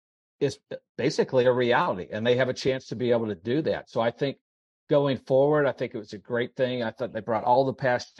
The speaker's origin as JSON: {"language": "English", "region": "Indiana", "country": "United States", "tie": "born or raised there", "also_born_or_lived": "Johnstown, Pennsylvania", "moved": "as an adult", "lives_now": "Mississippi, United States", "said": "growing up in Indiana, but living in Mississippi over half my life"}